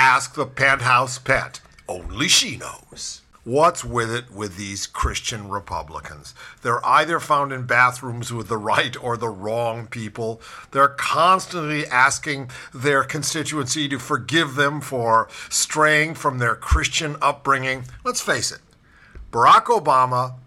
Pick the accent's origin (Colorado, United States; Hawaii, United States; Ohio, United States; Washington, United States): Ohio, United States; the governor of my home state, because I am a Buckeye. Ohio Governor John Kasich